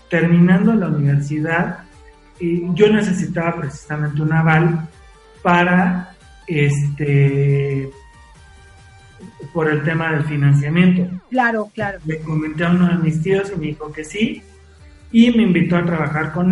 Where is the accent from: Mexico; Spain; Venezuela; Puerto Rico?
Mexico; Puebla; cuando era niño, cuando estaba en Puebla, que nadaba, también